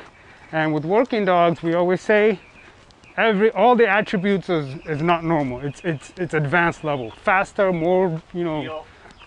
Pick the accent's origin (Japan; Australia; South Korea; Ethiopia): Ethiopia; also born or lived in Eritrea; now in Los Angeles, United States; Growing up in Ethiopia